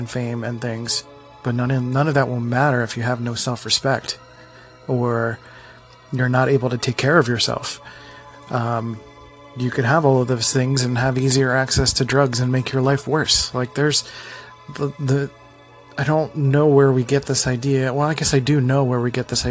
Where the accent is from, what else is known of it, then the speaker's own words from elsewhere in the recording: Philadelphia, Pennsylvania, United States; I'm from Philly, the city of brotherly love